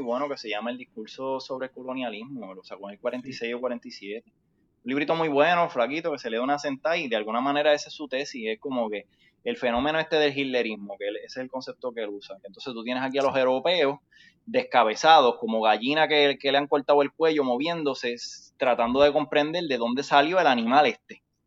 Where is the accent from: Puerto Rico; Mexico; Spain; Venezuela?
Puerto Rico; somos puertorriqueños